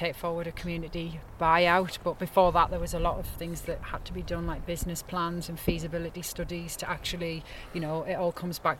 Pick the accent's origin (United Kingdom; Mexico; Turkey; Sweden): United Kingdom; Sunderland, North East England; now in Langholm, United Kingdom; I'm originally from Sunderland, so I'm a Macam, but moved around quite a lot over the years